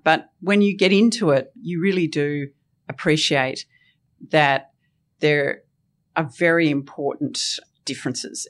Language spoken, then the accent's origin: English; Tasmania, Australia; I loved growing up in Tasmania